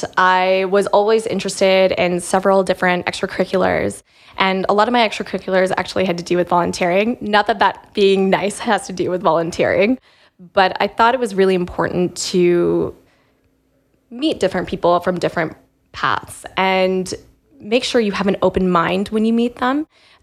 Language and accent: English; Calgary, Alberta, Canada; moved away as an adult; now in London, United Kingdom; I was born and raised in Calgary.